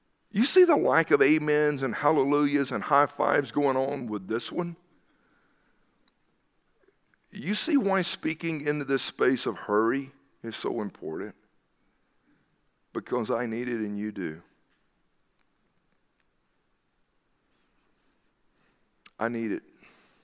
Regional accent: the South, United States; You remember growing up in the South that even businesses and others would shut down on Wednesday afternoon

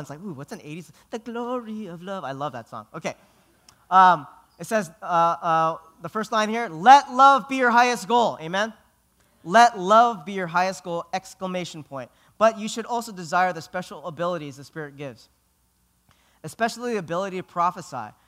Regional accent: Philippines; I'm Filipino.

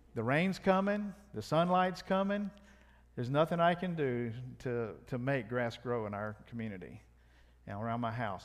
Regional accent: South Louisiana, United States; I'm from South Louisiana

